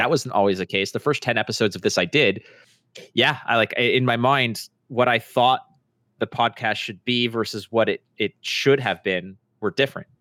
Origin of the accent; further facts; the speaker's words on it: Montreal, Quebec, Canada; where I grew up in Montreal